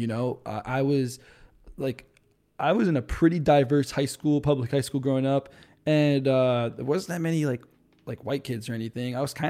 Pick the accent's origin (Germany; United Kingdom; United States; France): France; like, I'm French, so I grew up in French parents and everything, and dude, French people do not eat anything spicy at all.